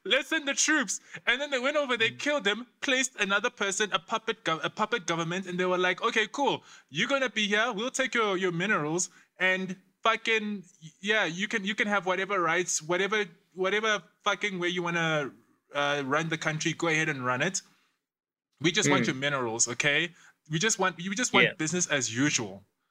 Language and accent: English; DR Congo; now in South Africa; My home country, yeah. The Democratic Republic of Congo